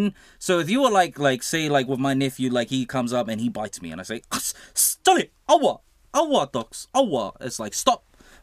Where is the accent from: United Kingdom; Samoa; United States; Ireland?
Samoa; But it's the same in Samoan. Like, we say Samoa is like, it's like nganga ah